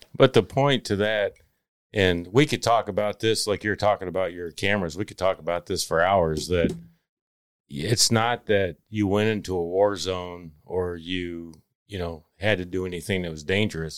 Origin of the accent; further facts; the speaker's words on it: Palmer, Texas, United States; also born or lived in Ann Arbor, Michigan; I grew up actually in Palmer, Texas